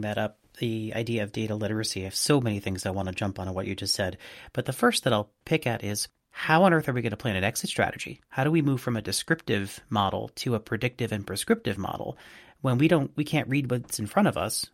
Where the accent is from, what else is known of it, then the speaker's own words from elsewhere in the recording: Boston, Massachusetts, United States; from my hometown of Boston